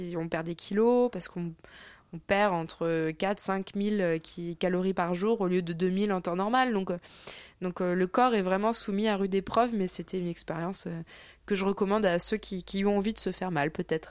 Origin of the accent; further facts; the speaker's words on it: France; j'aime toujours revenir en France parce qu'évidemment, j'y ai toutes mes attaches, ma famille